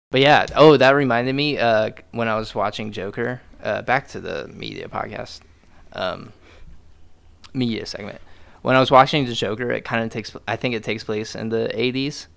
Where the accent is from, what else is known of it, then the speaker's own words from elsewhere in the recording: Dayton, Ohio, United States; moved away; we're from Dayton